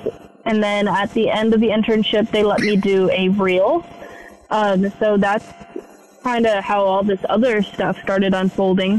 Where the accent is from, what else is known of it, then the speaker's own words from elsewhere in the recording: West Coast, United States; moved away as an adult; I'm from the West Coast.